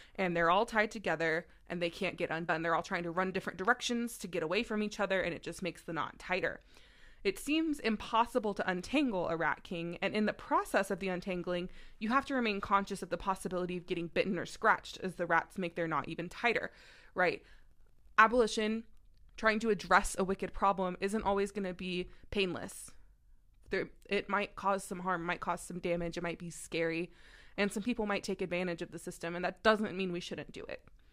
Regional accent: Texas, United States; moved away as an adult; now in Maryland, United States; I am also from the South. I grew up, uh, in Texas for most of my life. Um, and now I live in Maryland

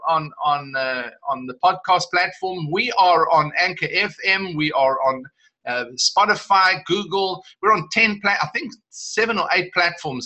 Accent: South Africa; I'm South African

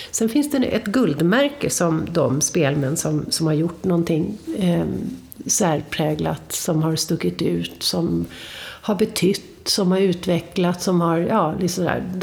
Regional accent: Upplands Väsby, Stockholm County, Sweden

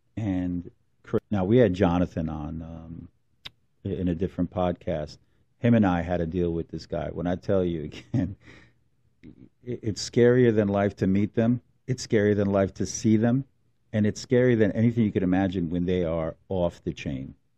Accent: Newark, New Jersey, United States; I grew up in Newark

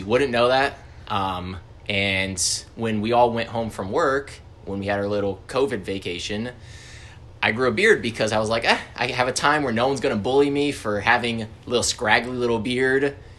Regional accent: Naples, Florida, United States; I'm from Naples, Florida. It's more or less a retirement company.

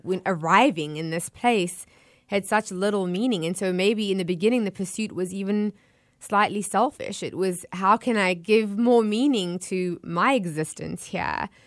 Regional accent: Johannesburg, Gauteng, South Africa; also born or lived in Florida; now in Tampa Bay, United States; being born and raised in South Africa

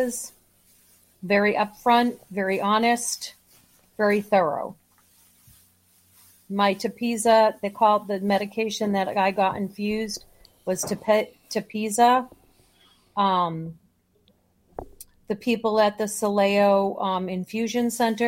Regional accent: Boston, Massachusetts, United States; also born or lived in Chicagoland, Illinois; now in Chicago, United States; I was born and brought up in Boston

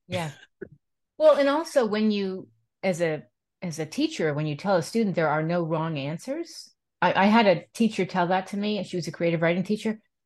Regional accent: East Coast, United States; also born or lived in Manhattan, New York; I grew up on the East Coast, and I lived in Manhattan

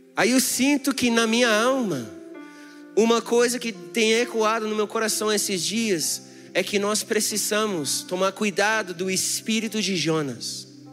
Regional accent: United States; Portuguese is a second language; also born or lived in Brazil; now in Brasília, Brazil; Eu sou americano

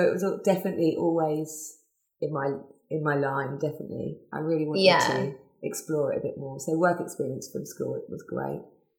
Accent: England, United Kingdom; moved away as an adult; now in Australia; I'm English, so I started young when I was in England.

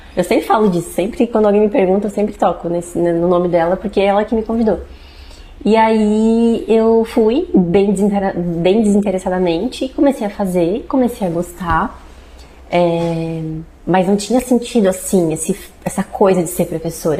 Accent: Braço do Norte, Santa Catarina, Brazil; also born or lived in Jaraguá do Sul; Quando eu tinha uns 5 anos de idade, a gente voltou para Braço do Norte.

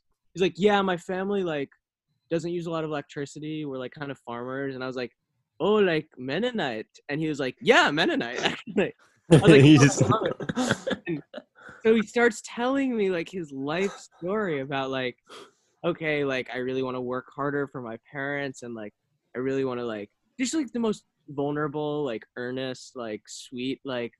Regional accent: Paris, Île-de-France, France; And I'm like, oh, I'm actually from Paris.

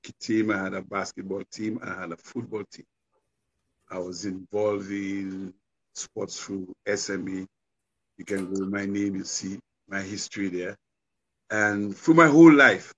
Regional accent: Goodwill, Saint George, Dominica; moved away as an adult; now in United States; I'm a man from Dominica, born in Goodwill, grew up in Goodwill by the Savannah

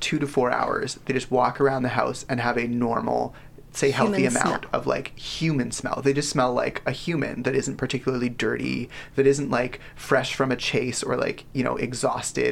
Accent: Richmond, British Columbia, Canada; I was born in Richmond General

